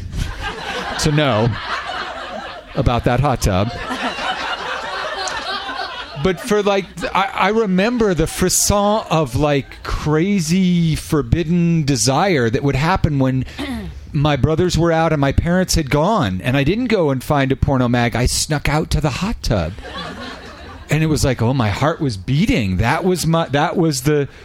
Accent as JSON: {"language": "English", "region": "Northern California", "country": "United States", "tie": "born or raised there", "said": "We grew up in Northern California."}